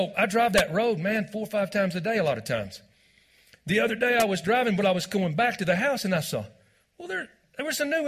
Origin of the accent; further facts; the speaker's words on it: Texas, United States; moved away as an adult; also born or lived in Branson, Missouri; I am originally from Texas